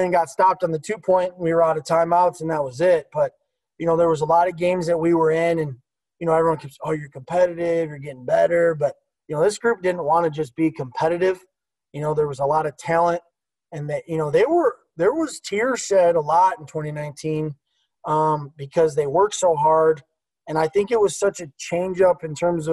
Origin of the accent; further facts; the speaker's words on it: Oswego, Illinois, United States; I grew up from there. I'm from Oswego.